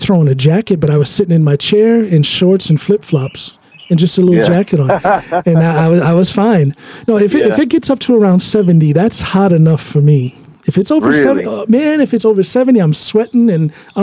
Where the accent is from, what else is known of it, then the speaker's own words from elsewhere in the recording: Ohio, United States; moved away; also born or lived in Chicago; I'm from Ohio, but I lived in Chicago for a while